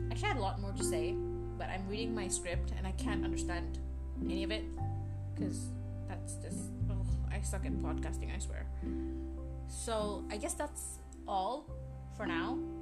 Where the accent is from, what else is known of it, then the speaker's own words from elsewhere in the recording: Brunei; also born or lived in India; I was born in India. However, after my first birthday, I moved back. Not moved back, I mean, I moved to Brunei. And I'm 19 now, so I've lived in Brunei for the past 18 years